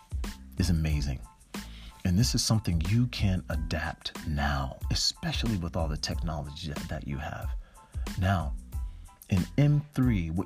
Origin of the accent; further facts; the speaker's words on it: Newark, New Jersey, United States; I'm from Newark, New Jersey, in Irvington, and I saw a lot of things growing up